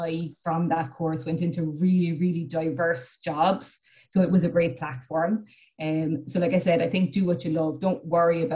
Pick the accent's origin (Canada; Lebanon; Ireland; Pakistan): Ireland; Cork, Munster; I'm from the city. I'm from Cork City